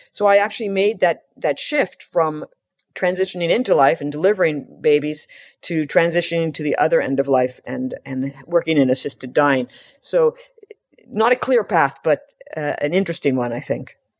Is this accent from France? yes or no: no; Canada; as a Canadian